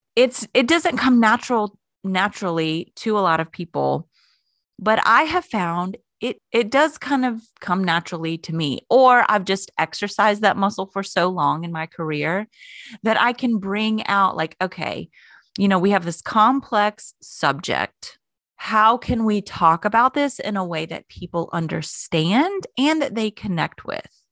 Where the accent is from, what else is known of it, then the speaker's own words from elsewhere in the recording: Florida, United States; moved away; I grew up in Florida.